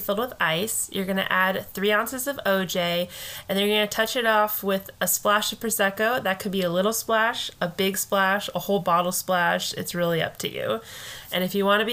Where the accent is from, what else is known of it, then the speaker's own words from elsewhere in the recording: United States; as an American